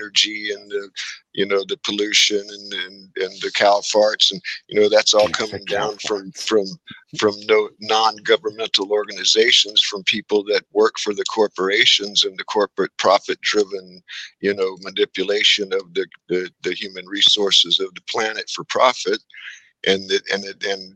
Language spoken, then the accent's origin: English; Texas, United States; I'm an American, and that I'm a, you know, Texan